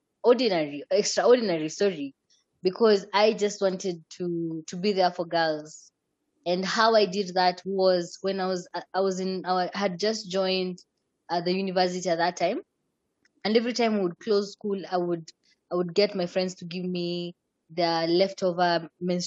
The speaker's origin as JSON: {"language": "English", "region": "Migori County", "country": "Kenya", "tie": "born or raised there", "said": "I am from Kenya"}